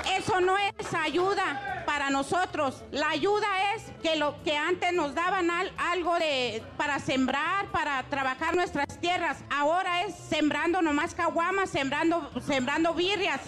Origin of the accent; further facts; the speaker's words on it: Chihuahua, Mexico; yo soy del estado de Chihuahua y soy 100% Raramuri